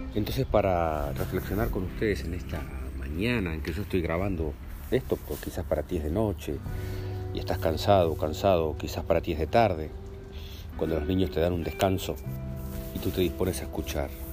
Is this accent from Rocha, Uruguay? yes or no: yes; Lascano, Rocha, Uruguay; nosotros nos criamos en Lascano, en Rocha